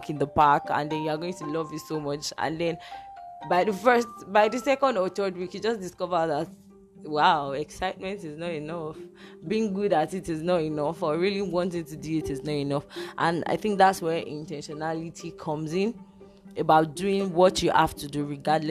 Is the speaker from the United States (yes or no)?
no; Nigeria; I'm a Nigerian and I'm recording from Nigeria